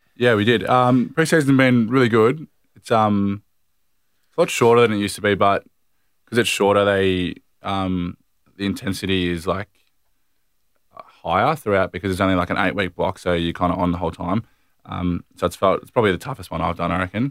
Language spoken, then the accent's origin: English; Longwarry, Victoria, Australia; also born or lived in Warragul; we grew up in Long Warrior, which is a town ten minutes